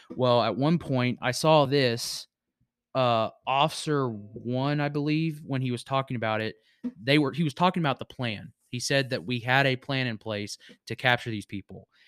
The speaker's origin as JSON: {"language": "English", "region": "Virginia", "country": "United States", "tie": "born or raised there", "moved": "yes", "said": "my hometown in Virginia"}